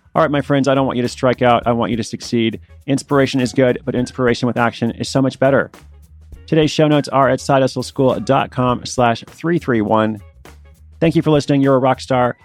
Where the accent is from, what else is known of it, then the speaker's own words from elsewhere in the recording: Portland, United States; moved away; Portland is my hometown